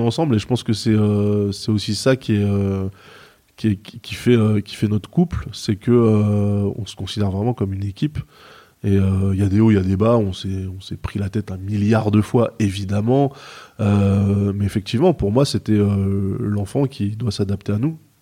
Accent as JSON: {"language": "French", "area": "Seine-et-Marne", "region": "Île-de-France", "country": "France", "tie": "born or raised there", "lives_now": "Maisons-Alfort, France", "said": "J'ai grandi à 45, 45 km de Paris, en mm. Seine-et-Marne"}